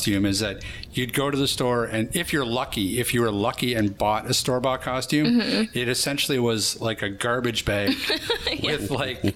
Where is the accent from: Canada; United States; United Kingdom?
Canada; Mackenzie, British Columbia; grew up in McKenzie